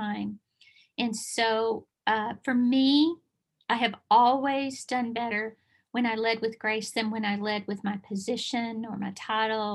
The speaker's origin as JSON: {"language": "English", "area": "Bible Belt", "region": "Southern United States", "country": "United States", "said": "I am from the Bible Belt"}